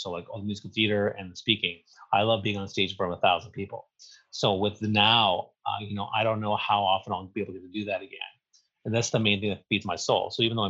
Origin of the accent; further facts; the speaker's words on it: Eastern Canada, Canada; Well, I grew up on the East Coast, so I was a Habs fan my whole life.